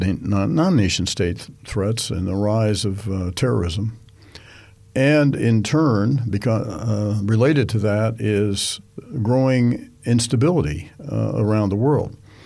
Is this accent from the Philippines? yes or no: no; United States; as an American